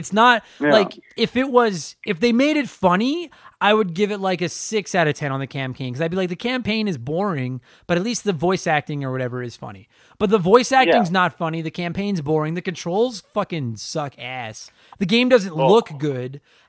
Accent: Canada; I'm Canadian.

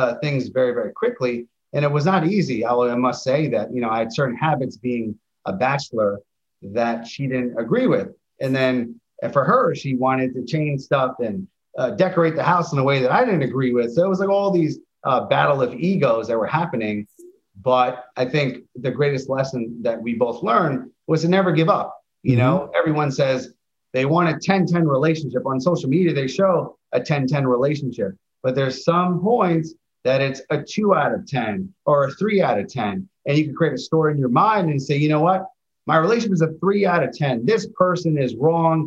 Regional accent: New York City, New York, United States; I grew up in Queens.

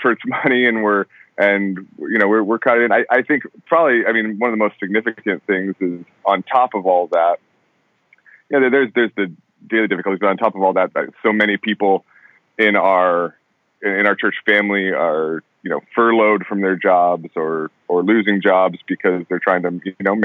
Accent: California, United States; also born or lived in Colorado / Los Angeles, California; I was raised in Colorado until I was 10, and then moved to California. I've been in California since

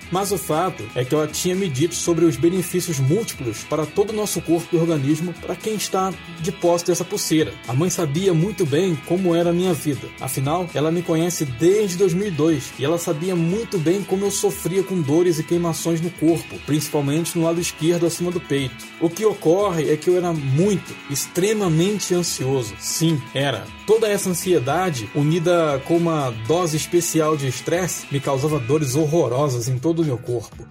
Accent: Nova Iguaçu, Rio de Janeiro, Brazil; moved away as an adult; also born or lived in South of Brazil; Eu nasci em Nova Iguaçu, uma cidade que fica uma hora da capital do Rio de Janeiro, tenho 41 anos, moro no Sul já há mais de 10 anos

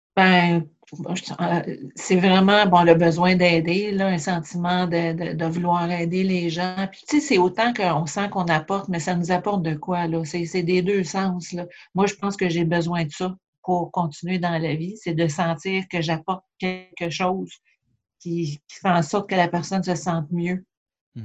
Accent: Châteauguay, Quebec, Canada; moved away as an adult; also born or lived in Montreal; now in Charlevoix, Canada; je viens pas de Charlevoix. Dans le fond, je suis native de, la banlieue de Montréal, Châteauguay

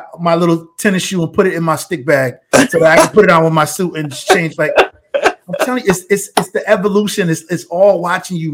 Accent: Bridgeport, Connecticut, United States; I grew up in Bridgeport, Connecticut

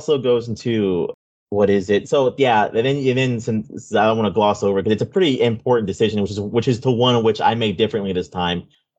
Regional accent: Florida, United States; Yeah, I'm from

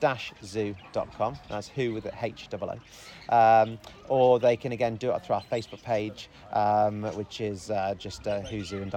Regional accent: United Kingdom; But even so, we're British. We've got to complain about it

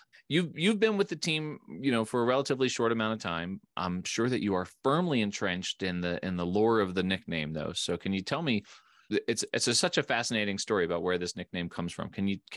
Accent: Philadelphia, Pennsylvania, United States; I'm from the Philadelphia area.

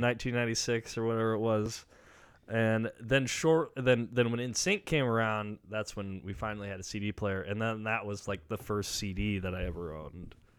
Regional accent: near Grand Island, Nebraska, United States; now in Lincoln, United States; that's the closest town to where I'm from

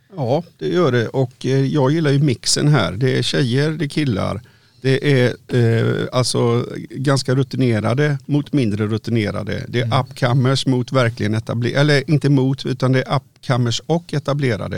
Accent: Varberg, Halland County, Sweden; jag kommer från Varberg

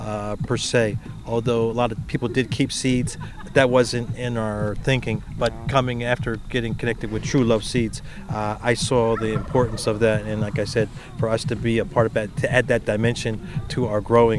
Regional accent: South Korea; born there; I was born in Korea, and to connect with the Hongo-shu Korean pepper is pretty awesome.

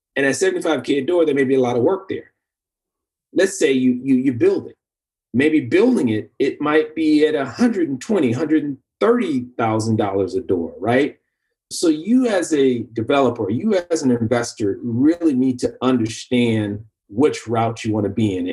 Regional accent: Bay Area, California, United States; growing up in the Bay Area, major urban city

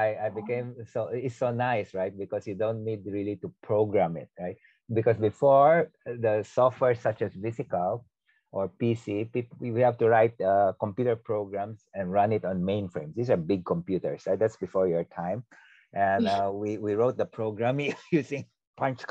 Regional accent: Philippines; moved away as an adult; now in Singapore; growing up in the Philippines

